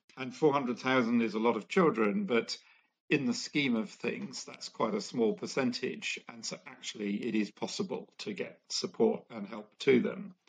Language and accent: English; India; I grew up in India and was very aware that I was uh, growing up in a family that was that was fairly well off